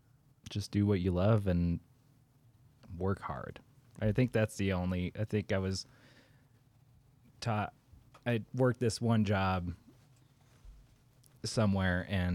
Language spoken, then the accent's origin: English; Canada; I am Canadian.